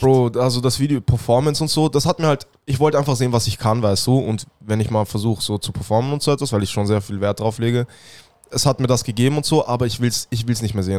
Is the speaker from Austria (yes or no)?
yes; Vienna, Austria; ich bin aus Wien